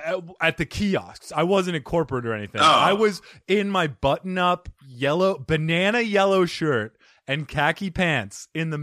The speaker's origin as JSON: {"language": "English", "country": "United States", "said": "I'm American."}